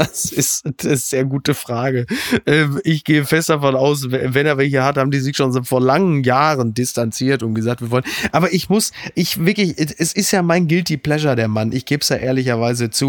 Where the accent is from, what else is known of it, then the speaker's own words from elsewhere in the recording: Ruhr area, North Rhine-Westphalia, Germany; Ich komme aus dem Ruhrgebiet.